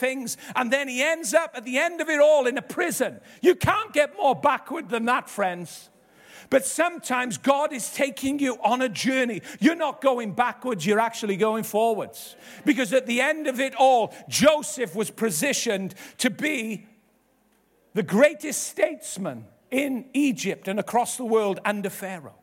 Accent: Ebbw Vale, Wales, United Kingdom; we grew up in Ebervale, living with my nan and gramp

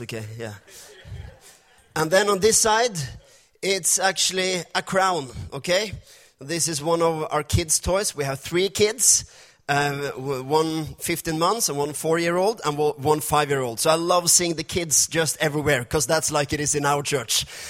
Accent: Norway; first language Norwegian; English is a second language; my English is not perfect. We're from Norway. This is my second language, or actually fifth language. First is Norwegian

